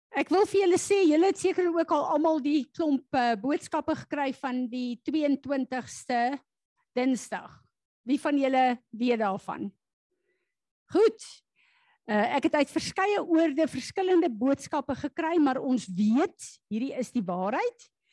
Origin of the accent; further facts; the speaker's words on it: South Africa; as Suid-Afrikaners